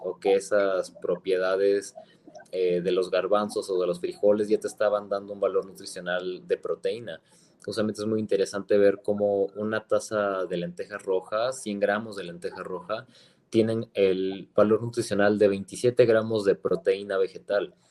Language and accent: Spanish; Mexico; bases principales de nuestra, de nuestra alimentación como mexicanos